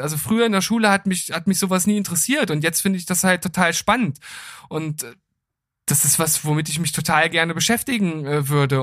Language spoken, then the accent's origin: German; Gifhorn, Lower Saxony, Germany; in meiner Heimatstadt in Gifhorn